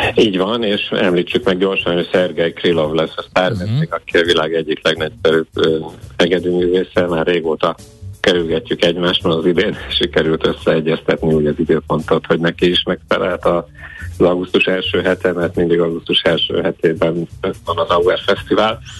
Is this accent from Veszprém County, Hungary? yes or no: yes; Veszprém, Veszprém County, Hungary; veszprémiek, én is itt születtem, és itt is élünk a családommal